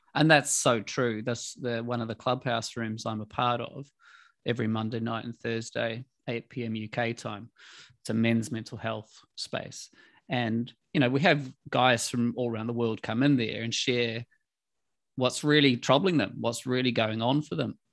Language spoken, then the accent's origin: English; New Zealand; moved away as an adult; now in London, United Kingdom; I came from New Zealand